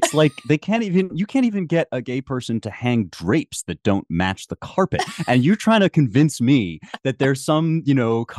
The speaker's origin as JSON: {"language": "English", "country": "United States", "said": "when it comes to politics, I am an American."}